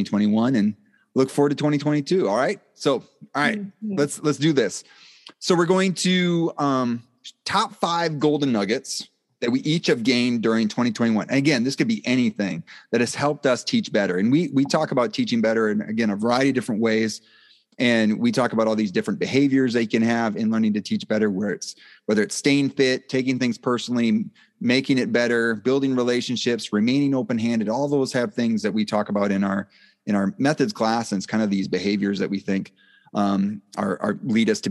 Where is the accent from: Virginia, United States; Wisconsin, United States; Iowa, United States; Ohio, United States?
Wisconsin, United States; Black River Falls; moved away; I was from Black River Falls is where I initially grew up